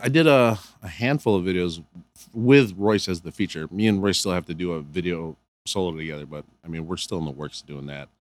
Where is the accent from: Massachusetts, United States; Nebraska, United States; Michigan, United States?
Michigan, United States; Canton; also born or lived in Cebu City, Philippines; I'm from, I grew up in Michigan